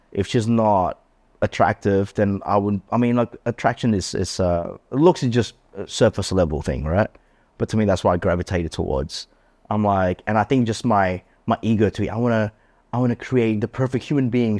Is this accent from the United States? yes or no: no; Australia; I grew up and raised in Australia